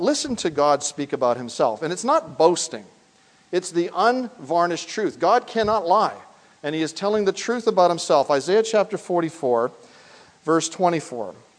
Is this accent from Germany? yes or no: no; Canada; moved away as an adult; now in United States; I travel also on a Canadian passport, and that tells me that I am from the Dominion of Canada.